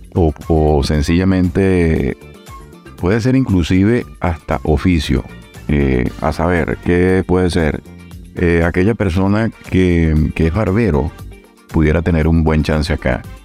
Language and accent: Spanish; Venezuela; moved away as an adult; now in Palermo, Italy; como tenemos nosotros nuestra nacionalidad venezolana. Nacimos en Venezuela